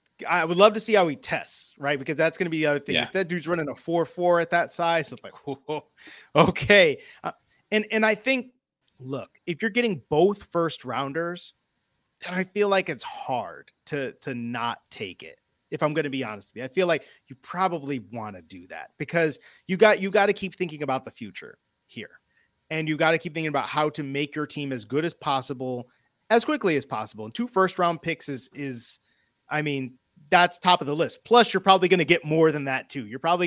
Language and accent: English; Indiana, United States; Yeah, man. I'm from Northwest Indiana.